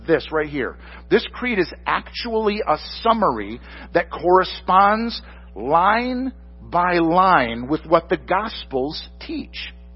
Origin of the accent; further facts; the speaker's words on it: Michigan, United States; moved away; I'm from Michigan originally